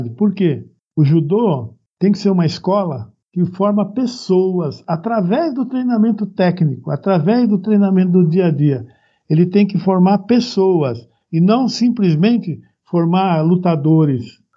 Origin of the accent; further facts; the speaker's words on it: Ouro Fino, Minas Gerais, Brazil; also born or lived in Presidente Prudente / São Caetano do Sul; now in Ribeirão Pires, Brazil; Eu também sou mineiro. Ah, é sou é... mineiro de Ouro Fino, nasci em Ouro Fino.